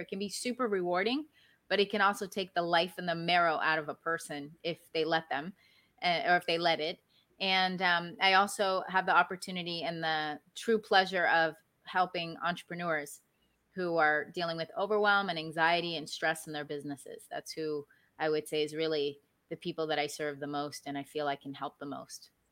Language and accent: English; Maryland, United States; now in South Florida, United States; I grew up in Maryland, which is where I was born and raised